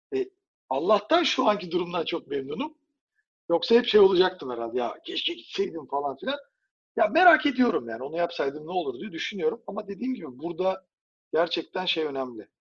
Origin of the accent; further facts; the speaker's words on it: Turkey; Bir Türk olarak